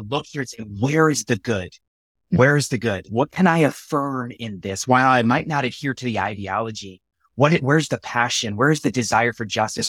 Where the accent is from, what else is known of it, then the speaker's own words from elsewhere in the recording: United States; I'm a U S American